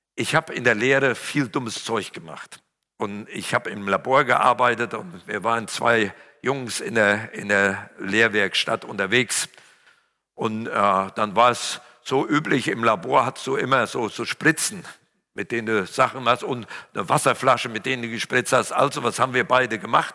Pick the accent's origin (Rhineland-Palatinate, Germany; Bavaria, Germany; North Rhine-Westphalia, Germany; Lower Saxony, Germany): North Rhine-Westphalia, Germany; Siegerland; Meine Sprache verrät ja, ich komme aus dem Siegerland